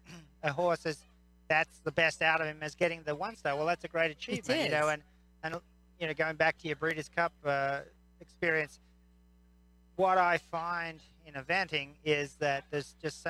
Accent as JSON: {"language": "English", "country": "Australia", "moved": "yes", "lives_now": "United States", "said": "Yes, I come from Australia originally, and now an American citizen."}